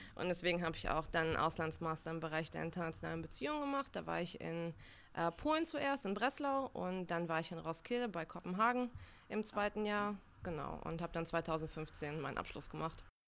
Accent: Uslar, Lower Saxony, Germany; moved away as an adult; also born or lived in Bulgaria / Münster; now in Berlin, Germany; ich bin in Niedersachsen aufgewachsen

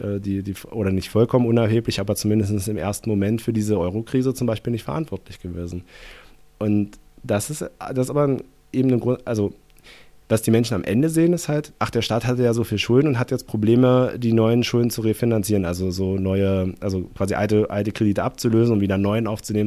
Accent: East Germany, Germany; bin ich Ossi

